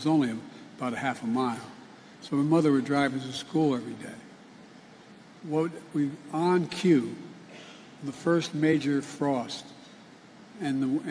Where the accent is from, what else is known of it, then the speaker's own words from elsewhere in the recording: Claymont, Delaware, United States; I grew up in Claymont, Delaware